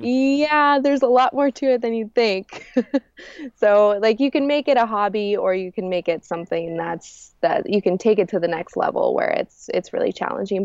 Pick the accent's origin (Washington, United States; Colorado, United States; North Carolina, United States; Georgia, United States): Colorado, United States; Rifle; I was born in Rifle, Colorado, and I live in my van now.